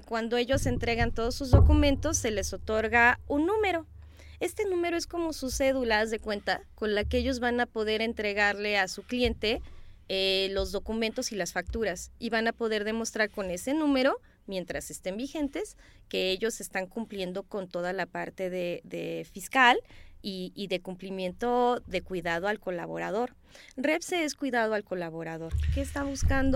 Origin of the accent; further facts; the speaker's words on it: Chiapas, Mexico; also born or lived in Simojovel de Allende; yo soy de Chiapas. Este, mis papás son de un, un pueblo que se llama Simojovel de Allende